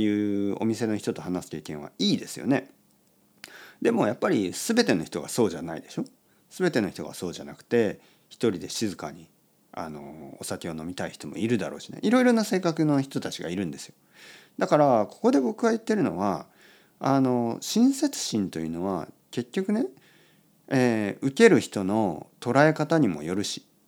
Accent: Kyushu, Oita, Japan; 僕はね、あのまあ、九州の大分ですねの、まあ、田舎出身で

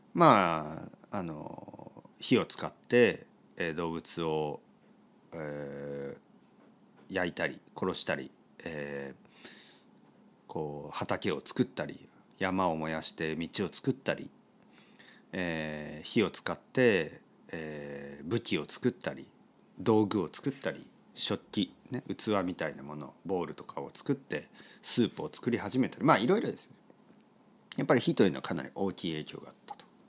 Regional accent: Japan; 日本人です

